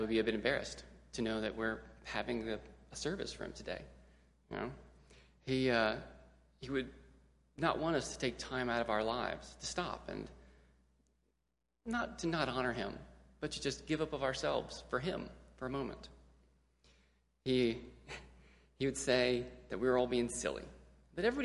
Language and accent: English; Gulfport, Mississippi, United States; our church, which was also our school, good Southern Baptist, super strict school down in Gulfport, Mississippi, called Temple Christian Academy